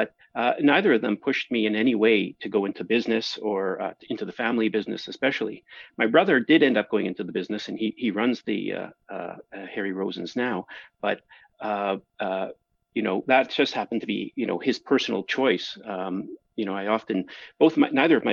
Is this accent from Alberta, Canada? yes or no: no; Toronto, Ontario, Canada; also born or lived in Kingston, Ontario; I grew up in Toronto